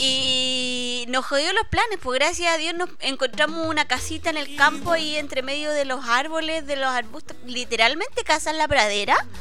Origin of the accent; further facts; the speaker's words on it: Santiago, Santiago Metropolitan Region, Chile; moved away; de Santiago